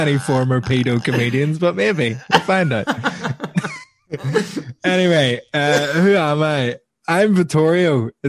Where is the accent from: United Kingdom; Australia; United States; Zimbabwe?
United Kingdom; Belfast, Northern Ireland; moved away as an adult; now in London, United Kingdom; But I'm from Belfast. I'm half Italian.